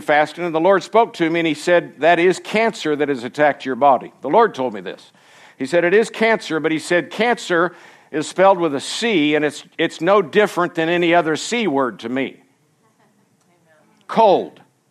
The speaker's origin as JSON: {"language": "English", "region": "Florida", "country": "United States", "tie": "born or raised there", "also_born_or_lived": "Colorado", "moved": "as an adult", "said": "I was born and raised in Florida, lived there for 27 years"}